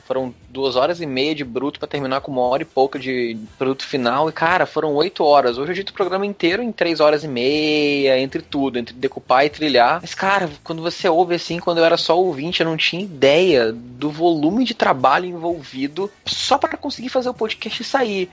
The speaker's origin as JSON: {"language": "Portuguese", "region": "Rio de Janeiro", "country": "Brazil", "said": "como eu sou carioca"}